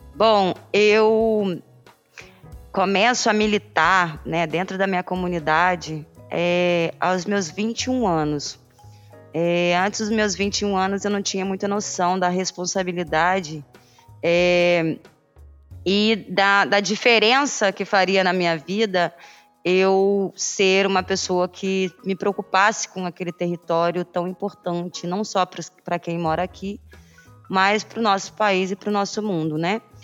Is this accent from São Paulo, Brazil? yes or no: no; Paraty, Rio de Janeiro, Brazil; sou quilombola, nascida e criada no Quilombo Campinho da Independência